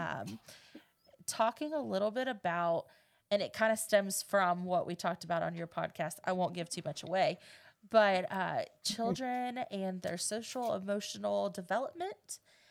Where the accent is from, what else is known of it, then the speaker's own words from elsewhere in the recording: United States; we're homebodies. Like, we born and raised in Polk County